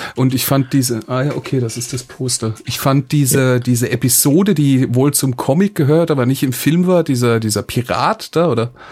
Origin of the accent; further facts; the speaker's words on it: Hoffenheim, Baden-Württemberg, Germany; ich komme aus Hoffenheim, Sinsheim ist direkt nebendran